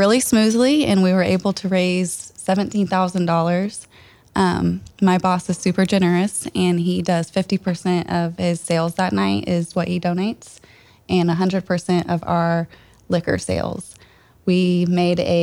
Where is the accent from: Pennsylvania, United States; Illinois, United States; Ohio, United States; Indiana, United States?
Indiana, United States; Franklin; We're both from Franklin here